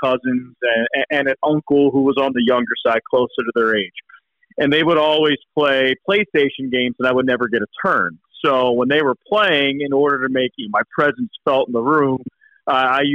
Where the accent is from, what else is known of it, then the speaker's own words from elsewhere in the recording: Philadelphia, Pennsylvania, United States; moved away as an adult; also born or lived in Midwest / South; now in Iowa, United States; growing up in Philadelphia